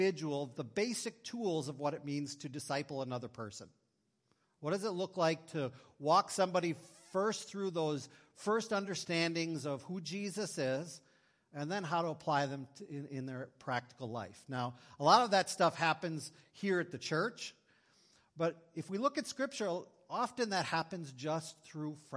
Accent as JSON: {"language": "English", "town": "Green Bay", "region": "Wisconsin", "country": "United States", "tie": "born or raised there", "also_born_or_lived": "North Dakota", "moved": "as an adult", "said": "I grew up in Green Bay, Wisconsin"}